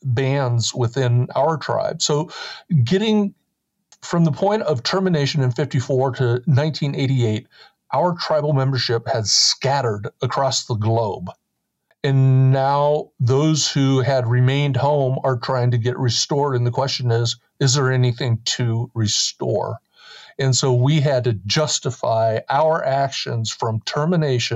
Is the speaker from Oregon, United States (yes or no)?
yes; Oregon, United States; born or raised there; also born or lived in New York